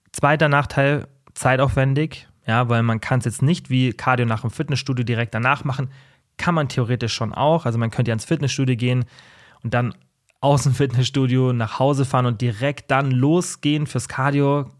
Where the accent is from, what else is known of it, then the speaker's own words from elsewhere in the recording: Germany; Bei uns in Deutschland